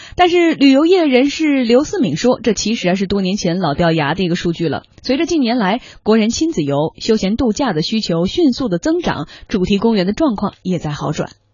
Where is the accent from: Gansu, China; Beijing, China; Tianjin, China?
Gansu, China; 我作为一个甘肃人